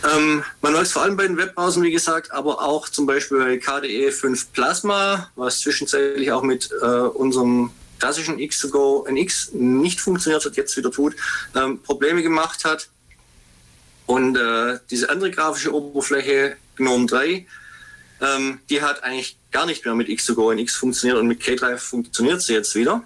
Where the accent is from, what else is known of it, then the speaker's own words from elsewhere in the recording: Ulm, Baden-Württemberg, Germany; also born or lived in Swabian region; ich äh, bin gebürtiger Ulmer